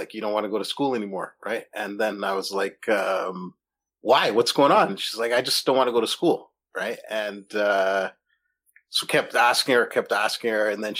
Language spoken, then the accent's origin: English; Toronto, Ontario, Canada; when I was a kid growing up in Toronto.